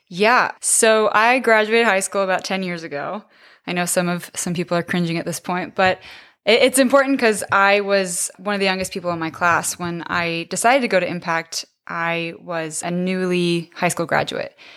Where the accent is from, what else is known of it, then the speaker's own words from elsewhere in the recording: San Diego, California, United States; I grew up in San Diego, right down the street from San Diego State.